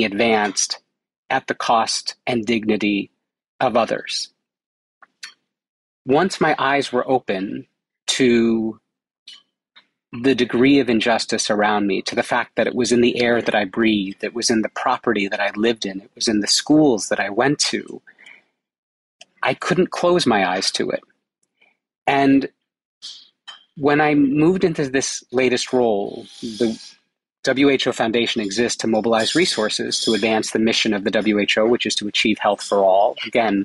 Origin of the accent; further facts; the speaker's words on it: United States; accent: American; It came as an American, which you can tell by my accent.